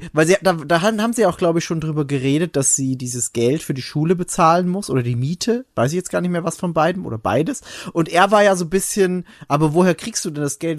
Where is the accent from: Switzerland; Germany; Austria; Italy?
Austria; bei uns in Österreich